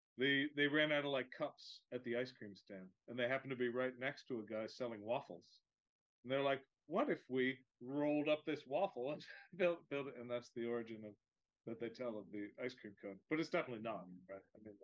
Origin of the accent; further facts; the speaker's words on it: Westchester, New York, United States; I grew up in Westchester